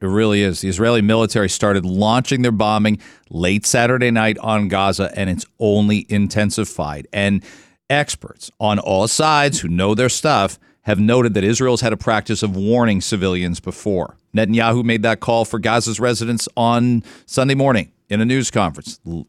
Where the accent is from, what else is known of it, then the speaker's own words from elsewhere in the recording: Canada; I'm Canadian, but you're going to tell me that I can't bring somebody that's that special to me.